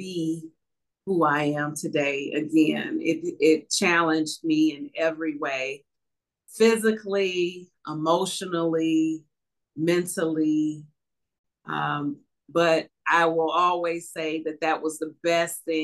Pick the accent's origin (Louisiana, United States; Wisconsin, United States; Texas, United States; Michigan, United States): Michigan, United States; Detroit; growing up in Northwest Detroit, I remember it being a clean community